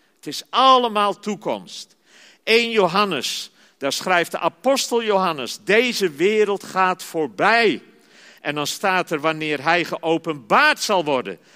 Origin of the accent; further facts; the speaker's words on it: Zeist, Utrecht, Netherlands; ik ben geboren en getogen in Zeist